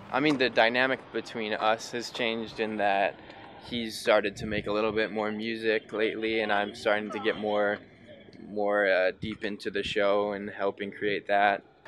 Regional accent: Evanston, Illinois, United States; I was born in Evanston, Illinois.

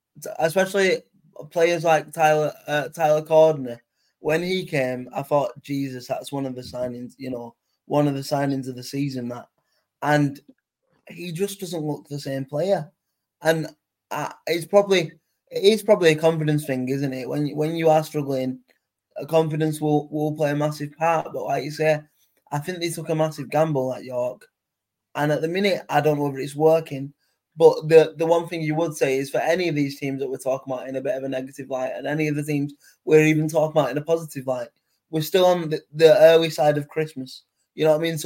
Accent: Bury, North West England, United Kingdom; also born or lived in Rochdale; I was born in Bury and I live in Rochdale.

